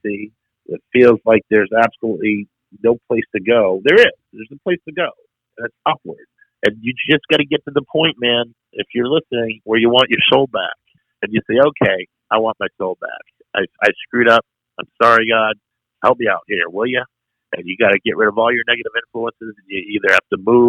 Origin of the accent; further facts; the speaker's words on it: Maine, United States; moved away as an adult; now in Waco, United States; I'm in Waco. I'm from Maine.